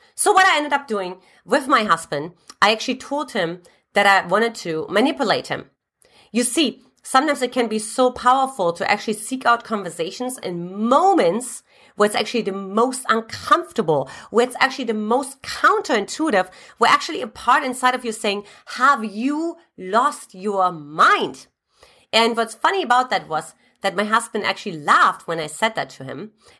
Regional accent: eastern Germany, Germany; As a matter of fact, I came from Eastern Germany.

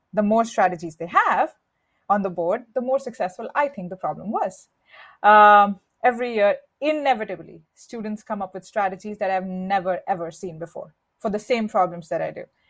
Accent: India; moved away; I was born and raised in India

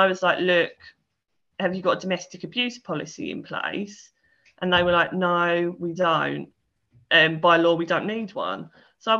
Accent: Essex, East of England, United Kingdom; I'm from Essex

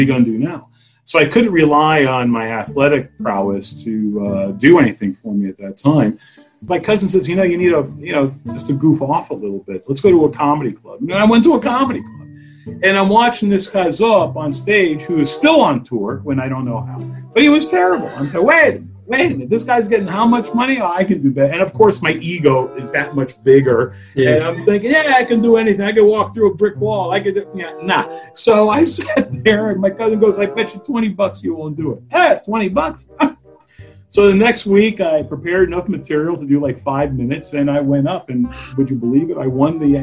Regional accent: United States; I was born in the United States.

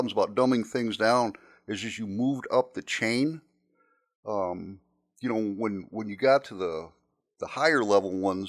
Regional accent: Chicago, Illinois, United States; So I was, you know, I was from Chicago.

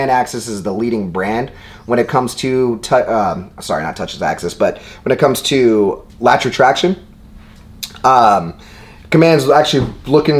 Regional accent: Seattle, Washington, United States; Seattle, my hometown

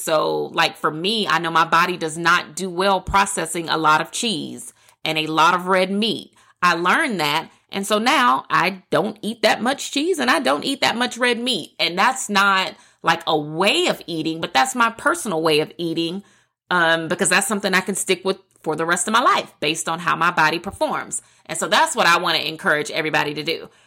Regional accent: the South, United States; I'm a girl from the South

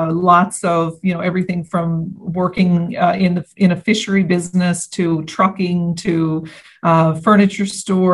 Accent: St. Anthony, Newfoundland and Labrador, Canada; I was born and raised in St. Anthony, Newfoundland, and Labrador on the northern coast.

